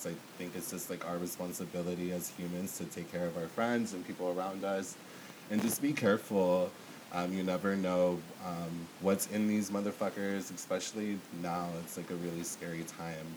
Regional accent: Victorville, California, United States; now in Los Angeles, United States; growing up in Victorville

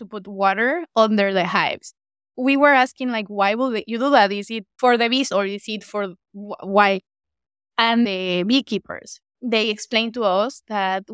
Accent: Morelos, Mexico; my home state in Morelos

